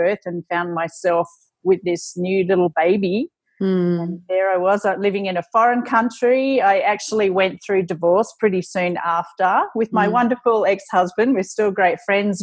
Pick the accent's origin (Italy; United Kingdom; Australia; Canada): Australia; being Australian